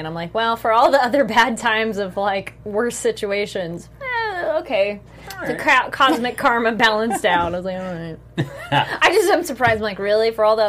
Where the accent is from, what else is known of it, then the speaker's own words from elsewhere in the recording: New York, United States; Right. I'm from New York.